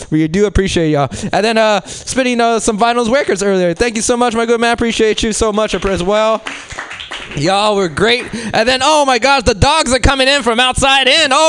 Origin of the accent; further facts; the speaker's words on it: Mexico City, Mexico; born there; I'm a New Age Mexican, which means I was born in Mexico City.